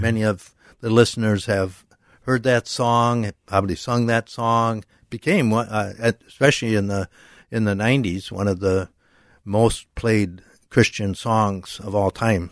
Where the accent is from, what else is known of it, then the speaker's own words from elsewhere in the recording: Minnetonka, Minnesota, United States; moved away as an adult; also born or lived in São Paulo, Brazil; I grew up in Minnetonka, Minnesota